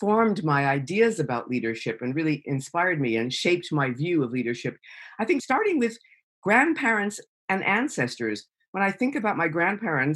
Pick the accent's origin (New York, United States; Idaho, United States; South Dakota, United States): New York, United States; moved away as an adult; now in United Kingdom; I'm a New Yorker. I'm American. I'm a New Yorker